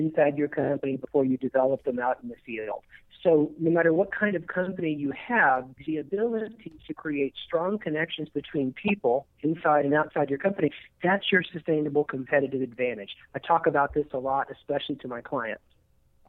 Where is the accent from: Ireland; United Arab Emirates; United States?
United States; eastern New Mexico; moved away as an adult; also born or lived in Lubbock, Texas / Dallas, Texas; now in Las Vegas, United States; I was born in Lubbock, Texas. I was raised in eastern New Mexico